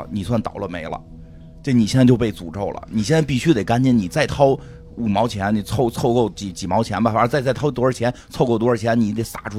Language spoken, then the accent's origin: Chinese; China; 结果发现国家好像不不太考虑我转没转那条什么微博呀、微信呀，国家还是认为我是中国人的